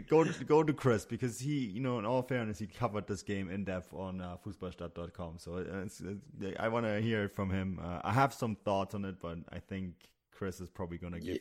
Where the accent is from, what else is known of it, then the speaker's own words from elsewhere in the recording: Munich, Bavaria, Germany; growing up in Munich, which is just an hour drive from Salzburg